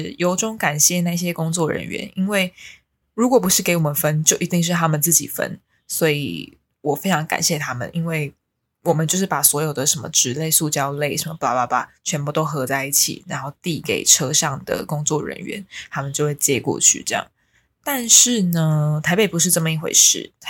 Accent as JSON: {"language": "Chinese", "region": "New Taipei", "country": "Taiwan", "moved": "as an adult", "lives_now": "Taipei, Taiwan", "said": "因为我是新北人。"}